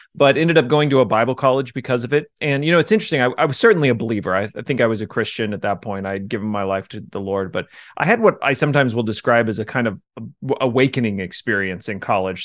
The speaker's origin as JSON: {"language": "English", "town": "Jefferson City", "region": "Missouri", "country": "United States", "tie": "born or raised there", "also_born_or_lived": "Ozark, Missouri", "said": "I grew up in Jefferson City, the capital"}